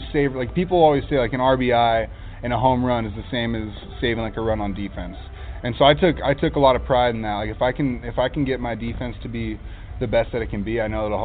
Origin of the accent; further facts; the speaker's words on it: Huntington Beach, California, United States; I come from Huntington Beach